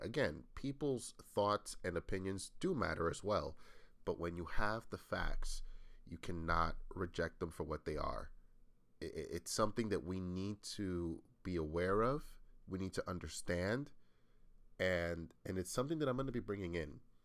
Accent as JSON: {"language": "English", "region": "New England", "country": "United States", "said": "I come from the U S, again, I'm from New England, from the Northeast"}